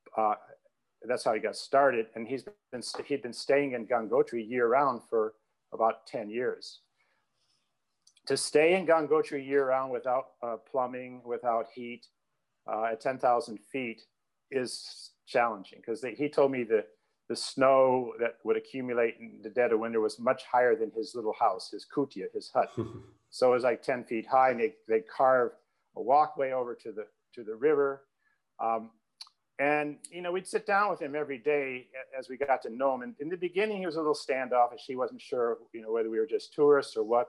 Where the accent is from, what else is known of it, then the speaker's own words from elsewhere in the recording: Rock Island, Illinois, United States; my hometown of Rock Island